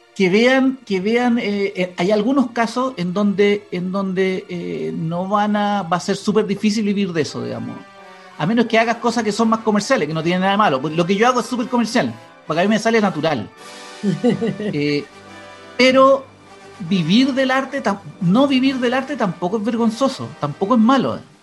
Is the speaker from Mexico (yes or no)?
no; Santiago, Santiago Metropolitan Region, Chile; donde venía yo, yo soy de Cerro Navia